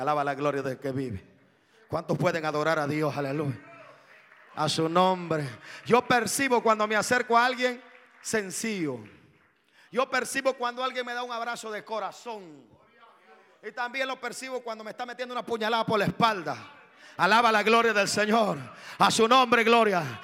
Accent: Guatemala; yo soy de Guatemala.

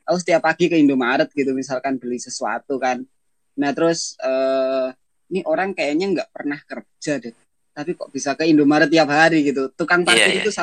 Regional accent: Depok, West Java, Indonesia; misalnya saya dari Depok terus ke kantor di Jakarta

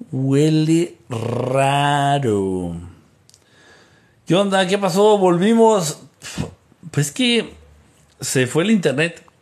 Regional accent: Costa Rica; Yo soy de Costa Rica.

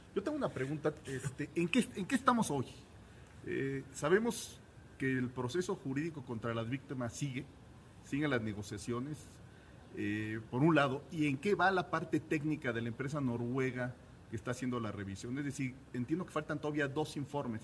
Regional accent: Mexico City, Mexico; todos los que somos orgullosamente capitalinos

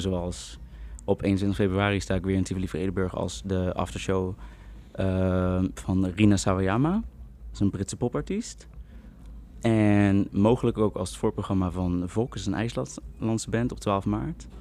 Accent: Utrecht, Netherlands; ik kom dus uit Utrecht

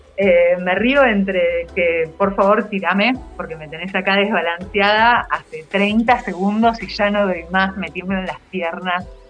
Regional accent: Campana, Buenos Aires Province, Argentina; moved away; also born or lived in Zárate; yo crecí por Zárate y Campana

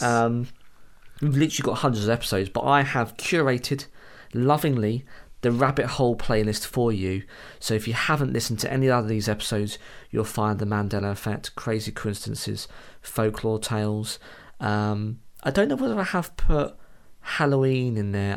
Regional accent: United Kingdom

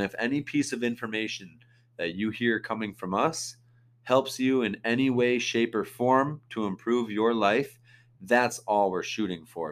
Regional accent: South Dakota, United States; I was born and raised in South Dakota

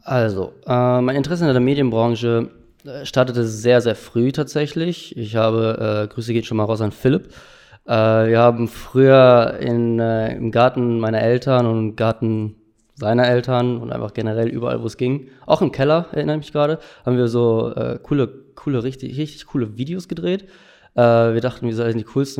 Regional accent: Delbrück, North Rhine-Westphalia, Germany; in Delbrück, wo ich herkomme

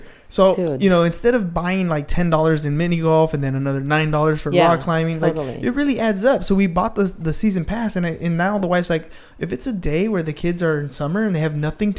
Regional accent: San Diego, California, United States; also born or lived in Los Angeles; But I was raised here in San Diego.

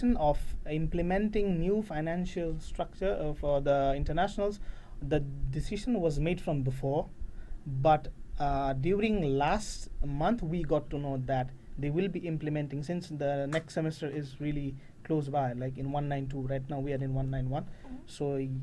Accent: Bangladesh; moved away; I'm from Bangladesh.

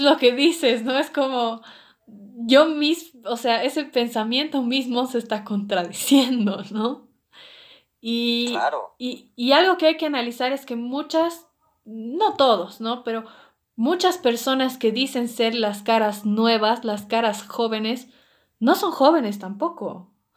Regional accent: Bolivia

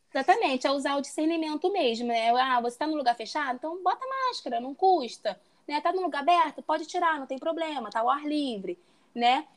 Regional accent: Rio de Janeiro, Brazil; moved away as an adult; now in Cancún, Mexico; Eu sou do Rio de Janeiro, tenho 29 anos, sou formada em arquitetura e urbanismo e hoje eu moro aqui em Cancún

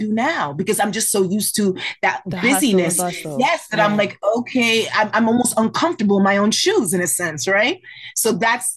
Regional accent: New Jersey, United States; moved away as an adult; in terms of Jersey, I'm a little bit closer to New York.

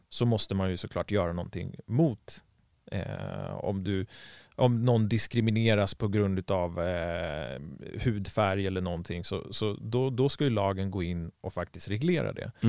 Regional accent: Stockholm, Stockholm County, Sweden; moved away as an adult; Vi som är stockholmare, vi känner ju liksom att ah, vi, nu har inte jag bott i Sverige på 15 år nästan, så att jag känner inte mig som en stockholmare och jag känner mig inte som en svensk heller.

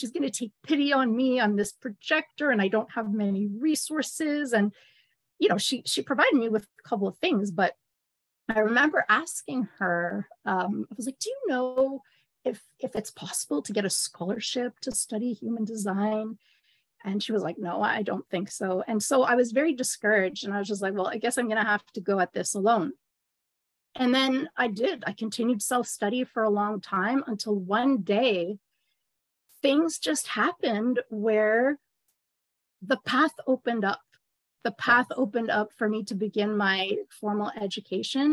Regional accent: Montreal, Quebec, Canada; I am actually from Ra's hometown, Montreal, Canada

